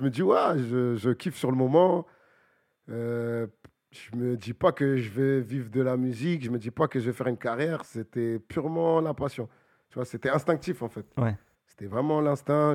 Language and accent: French; Bagneux, Île-de-France, France; je viens de Bagneux